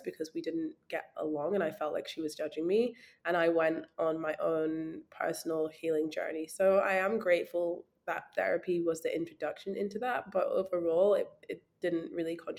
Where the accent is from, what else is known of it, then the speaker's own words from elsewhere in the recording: Scotland, United Kingdom; being like a Black girl growing up in Scotland in a very small town